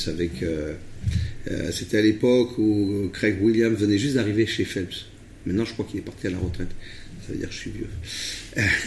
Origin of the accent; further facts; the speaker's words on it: Rhône Valley, France; also born or lived in Vercors; je suis euh, d'origine euh, de la vallée du Rhône